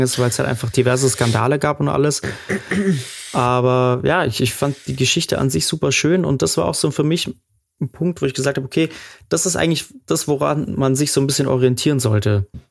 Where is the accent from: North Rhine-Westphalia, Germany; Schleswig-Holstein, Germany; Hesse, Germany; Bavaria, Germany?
Bavaria, Germany; Munich; der hat ja auch schon in dem Haus gewohnt, wo ich aufgewachsen bin, äh, im Glockenbachviertel